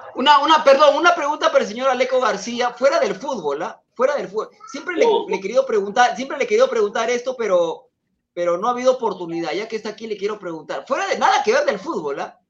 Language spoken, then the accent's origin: Spanish; Peru; soy de Perú